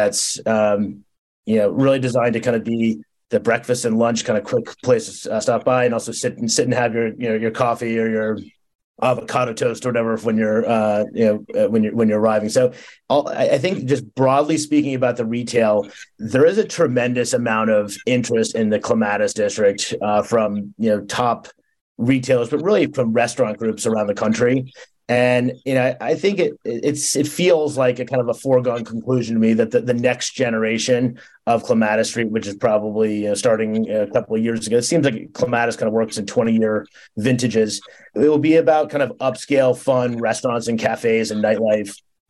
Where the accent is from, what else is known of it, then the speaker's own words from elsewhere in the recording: New York City, New York, United States; I come from New York City where you have, you know, tower, you know, very tall towers.